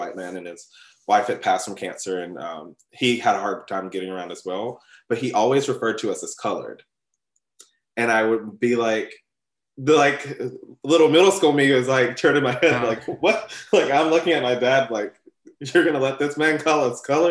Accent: West Alabama, United States; I grew up a Black kid in West Alabama

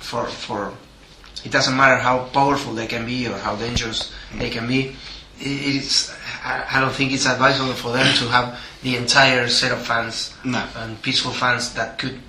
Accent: Avellaneda, Buenos Aires Province, Argentina; that's my hometown.

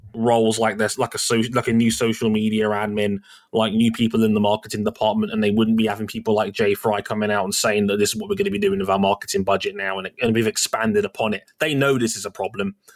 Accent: United Kingdom; We're British.

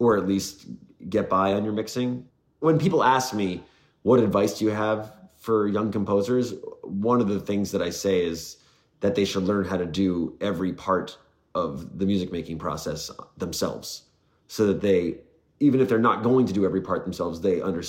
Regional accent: New York, United States; moved away as an adult; now in Los Angeles, United States; I moved from New York, where I grew up, out

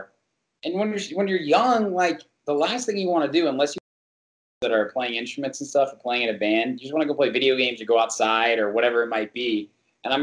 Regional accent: Midwest, United States; also born or lived in Santa Monica; I grew up in the Midwest, obviously, you know, I told you I was born in Santa Monica

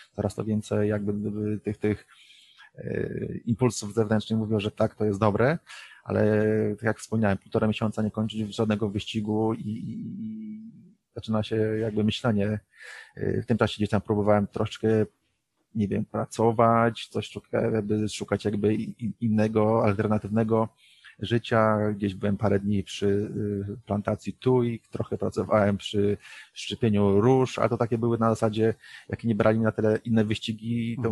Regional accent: Poland; moved away as an adult; przyjechaliśmy z Polski

